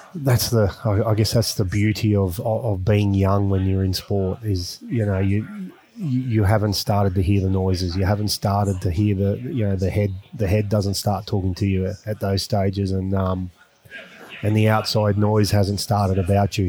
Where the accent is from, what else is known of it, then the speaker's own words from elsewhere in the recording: Australia; being an Australian